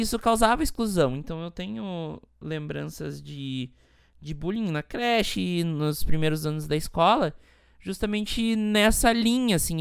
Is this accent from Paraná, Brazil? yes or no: no; Montenegro, Rio Grande do Sul, Brazil; moved away as an adult; now in São Paulo, Brazil; eu vim de Montenegro, uma cidade pequena no interior do Rio Grande do Sul